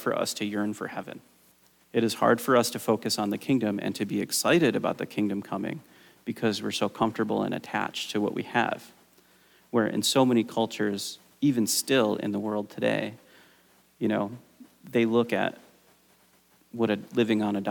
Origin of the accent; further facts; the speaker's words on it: United States; as an American